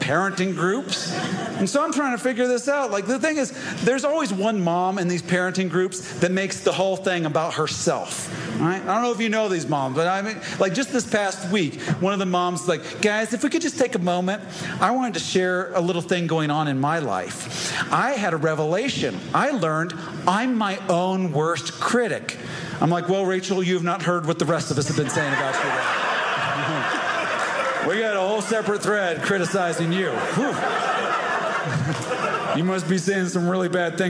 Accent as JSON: {"language": "English", "region": "Indiana", "country": "United States", "tie": "born or raised there", "said": "I grew up in Indiana, and my dad's a preacher"}